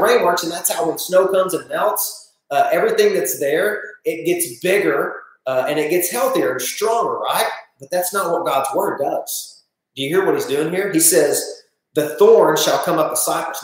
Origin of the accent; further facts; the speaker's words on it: Northeast Arkansas, United States; I'm just from Northeast Arkansas